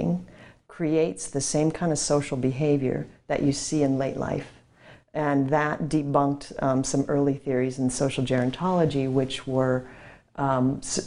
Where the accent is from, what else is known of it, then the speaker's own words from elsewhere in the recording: Minnesota, United States; I grew up in Minnesota in a very stoic Nordic household